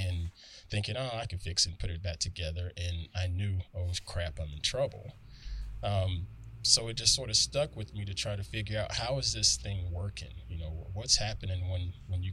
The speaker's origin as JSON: {"language": "English", "region": "the South", "country": "United States", "tie": "born or raised there", "said": "growing up where I grew up in the South"}